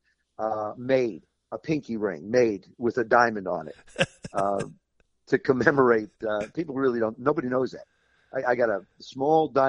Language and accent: English; South River, New Jersey, United States; moved away; I spent a lot of time up in South River where I grew up in New Jersey.